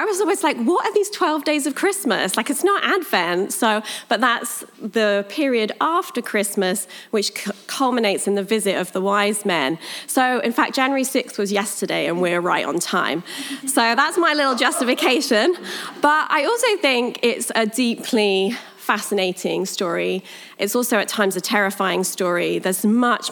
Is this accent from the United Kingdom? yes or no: yes; United Kingdom; accent: British; moved away; I'm British. I like to just get that out of the way before I start, because then you're not sitting through the whole message wondering what my accent is. It's British